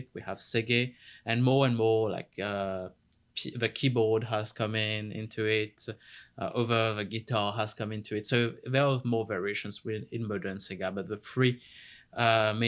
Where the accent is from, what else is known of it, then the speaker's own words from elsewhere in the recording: Mauritius; moved away; I am from Mauritius Island